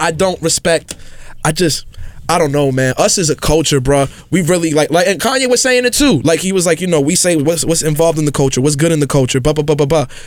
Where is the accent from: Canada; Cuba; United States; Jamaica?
United States; New York City, New York; I grew up in the South Bronx